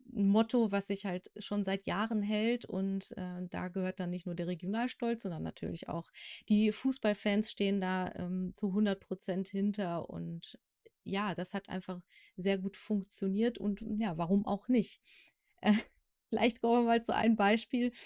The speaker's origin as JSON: {"language": "German", "area": "Sauerland", "region": "North Rhine-Westphalia", "country": "Germany", "said": "ich komme irgendwie aus dem Sauerland"}